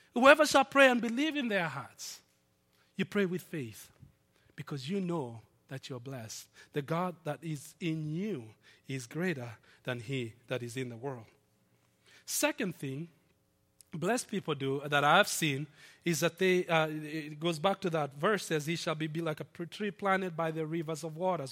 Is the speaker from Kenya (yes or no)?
yes; Nairobi, Kenya; moved away; my hometown, Nairobi